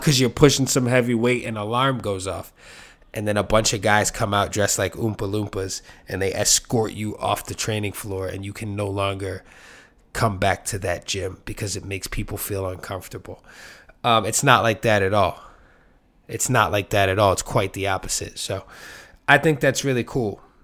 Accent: New York City, New York, United States; I'm from New York City

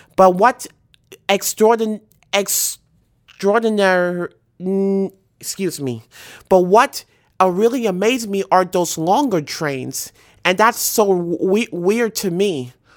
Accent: New York City, New York, United States; most of my favorite memories of childhood is like riding on the New York City subway with my mother

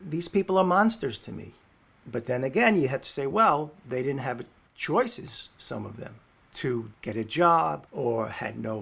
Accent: New York City, New York, United States; growing up in the Bronx, New York.

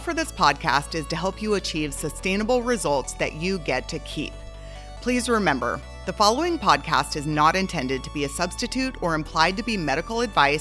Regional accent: Southeast Alaska, United States; now in Wichita, United States; I grew up in Southeast Alaska in a rainforest

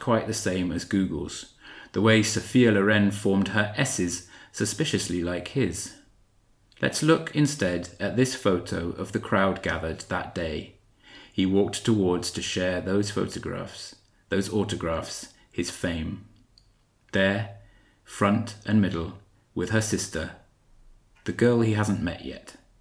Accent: South Wales, United Kingdom; I was brought up in South Wales, so that sometimes crept in there as I was reading

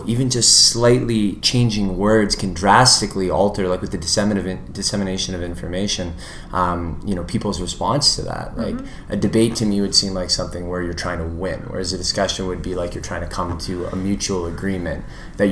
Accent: Vancouver, British Columbia, Canada; moved away as an adult; now in Edmonton, Canada; I was born in Edmonton, but grew up in Vancouver. From the time I was about 1 to 22 years old, I was out in Vancouver.

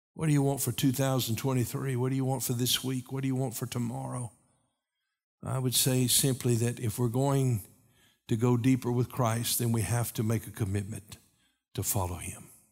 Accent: Knoxville, Tennessee, United States; when I was a kid growing up in Knoxville

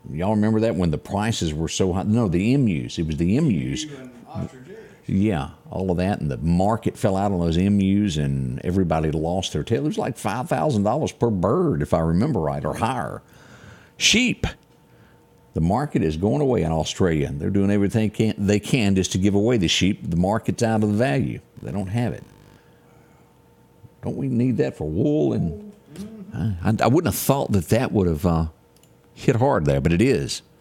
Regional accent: Macon, Mississippi, United States; also born or lived in Scooba, Mississippi; I was born in Macon, Mississippi, small hospital up there.

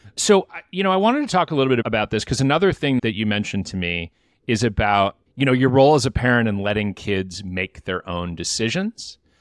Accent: Michigan, United States; I'm from Michigan

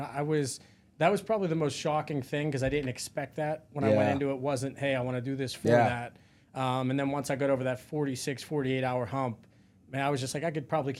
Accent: Pennsylvania, United States; Yeah, I grew up 30 minutes south of Pittsburgh.

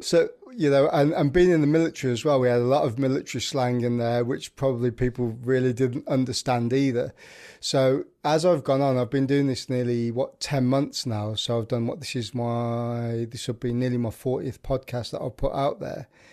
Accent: Birmingham, West Midlands, United Kingdom; I'm from the Midlands, which is, um, central of England in Birmingham

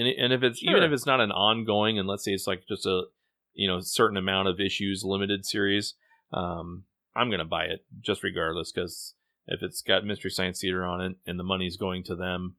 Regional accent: Midwest, United States; as a Midwesterner, I certainly enjoyed it.

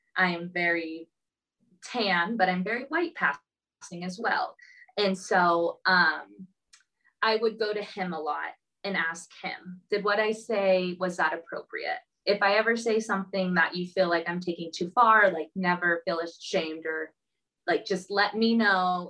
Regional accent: Southern California, United States; moved away as an adult; also born or lived in Arizona; now in Minneapolis, United States; I grew up in Southern California

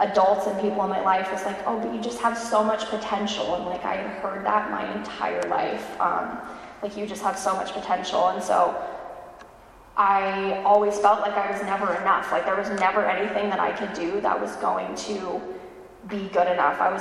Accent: California, United States; moved away as an adult; now in Raleigh, United States; I was born and raised in California

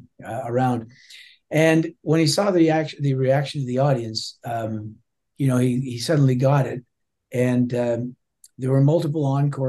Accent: Toronto, Ontario, Canada; I'm just a guy from Toronto

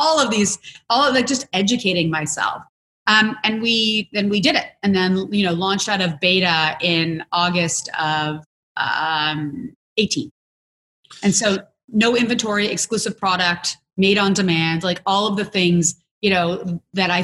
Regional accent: Canada; I'm also Canadian

